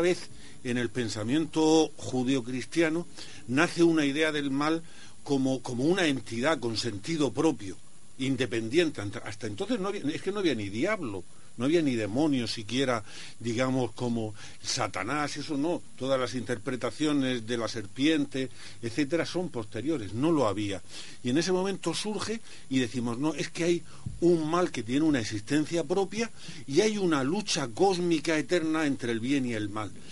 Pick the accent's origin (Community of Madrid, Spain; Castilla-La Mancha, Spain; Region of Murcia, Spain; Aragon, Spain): Region of Murcia, Spain; a village near Archena; yo vivía ahí en un pueblecito cercano